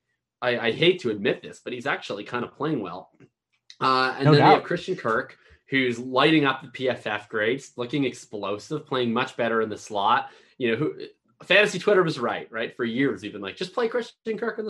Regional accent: Canada; I'm from Canada

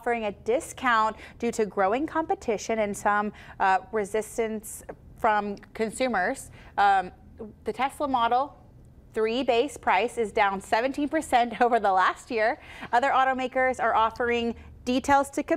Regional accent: Fort Worth, Texas, United States; I was born in Fort Worth

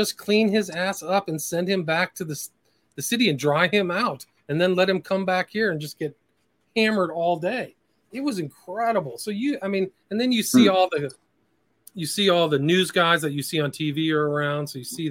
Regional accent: Nebraska, United States; born there; You have to remember, like I was born in Nebraska. I have a kind of semi-Midwestern sensibility.

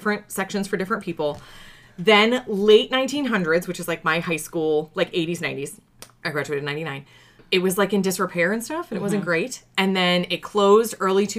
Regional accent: Pittsburgh, Pennsylvania, United States; I grew up in Pittsburgh. I'm very proud to be from that city

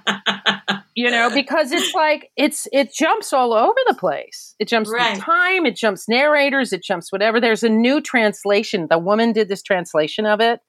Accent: United States; being an American, I've been around guns.

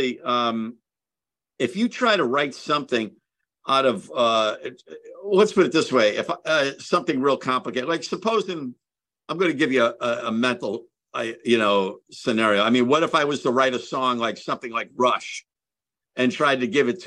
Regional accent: Connecticut, United States; I'm from Connecticut.

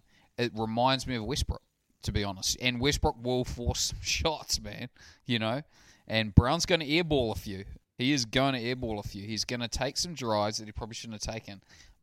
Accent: New Zealand; I'm a New Zealander.

